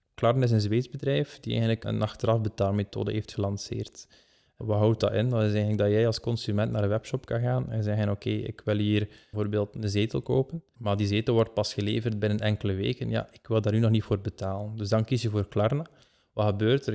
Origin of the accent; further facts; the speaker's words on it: Belgium; wij als Belgen